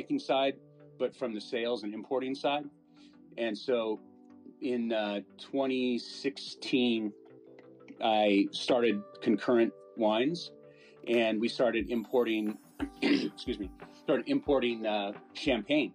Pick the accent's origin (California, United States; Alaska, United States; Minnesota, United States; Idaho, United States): California, United States; also born or lived in Las Vegas; I grew up in California